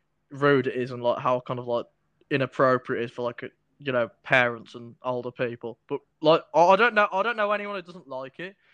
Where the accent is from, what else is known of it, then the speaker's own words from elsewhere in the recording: United Kingdom; obviously I'm British, aren't I?